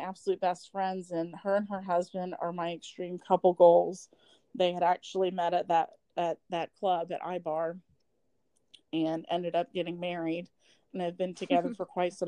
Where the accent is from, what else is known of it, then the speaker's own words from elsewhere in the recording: Polk County, Florida, United States; I'm from Polk County.